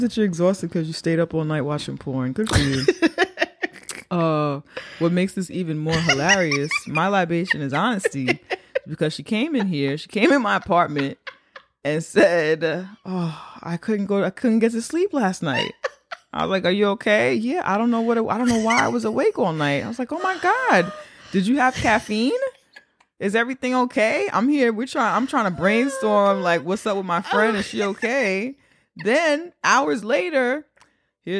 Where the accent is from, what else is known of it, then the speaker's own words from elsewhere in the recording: New York City, New York, United States; As a black New Yorker